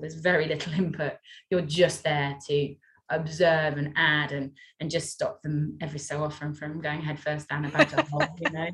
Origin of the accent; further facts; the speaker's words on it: North Wales, United Kingdom; I come from North Wales